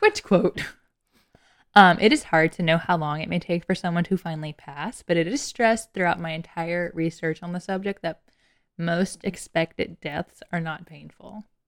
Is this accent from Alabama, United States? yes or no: yes; Lower Alabama, United States; I was from L A. And by L A, I mean Lower Alabama